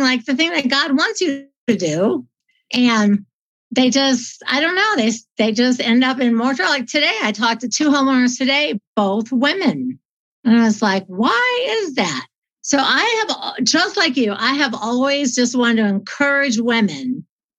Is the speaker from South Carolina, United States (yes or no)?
no; Dayton, Ohio, United States; now in Colorado, United States; I was raised in Ohio